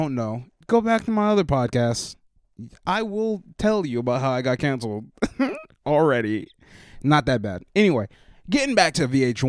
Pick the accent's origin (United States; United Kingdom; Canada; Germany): United States; West Virginia; I grew up in West Virginia.